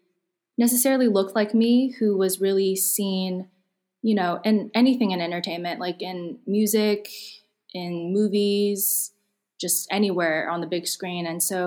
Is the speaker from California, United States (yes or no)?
yes; California, United States; Growing up, I listened to a lot of like pop culture in America. I grew up in Silicon Valley, listened to a lot of like R&B, hip hop.